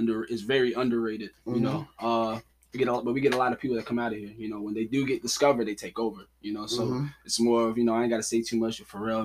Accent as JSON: {"language": "English", "town": "Virginia Beach", "region": "Virginia", "country": "United States", "tie": "born or raised there", "said": "come out of Virginia Beach. You know, born and raised."}